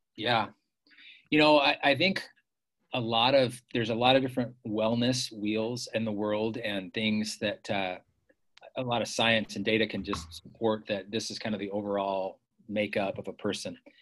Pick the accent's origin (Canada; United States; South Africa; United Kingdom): United States; Bay Area, California; moved away as an adult; also born or lived in San Francisco; I grew up in the Bay Area, California